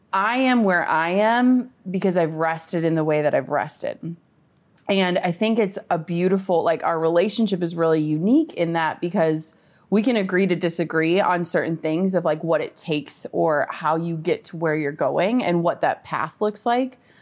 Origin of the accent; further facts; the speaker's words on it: Minnesota, United States; I'm from Minnesota, like, small town.